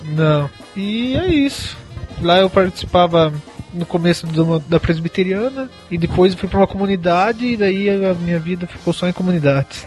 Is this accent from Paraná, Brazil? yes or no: yes; Guarapuava, Paraná, Brazil; moved away as an adult; now in Curitiba, Brazil; eu sou de Guarapuava